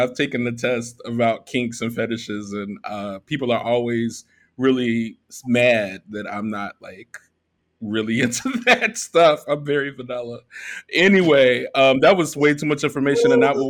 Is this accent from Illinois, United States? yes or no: yes; Chicago, Illinois, United States; moved away as an adult; now in Merida, Mexico; I'm a Black expat now. I'm originally from Chicago. I've lived in 7 different cities and now 3 different countries. And I've landed in Merida, Mexico.